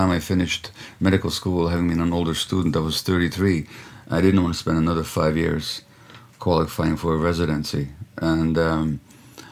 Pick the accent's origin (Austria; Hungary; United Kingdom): Hungary; now in Canada; I grew up in communist Hungary